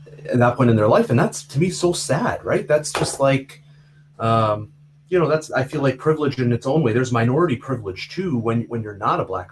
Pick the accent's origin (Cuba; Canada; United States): Canada; I grew up in Canada. I felt like a Canadian boy, just like everybody else in my class